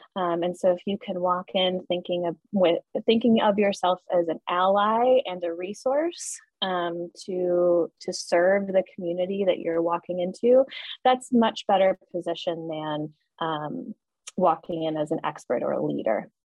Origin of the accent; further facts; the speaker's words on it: Colorado, United States; moved away; I'm originally coming from Colorado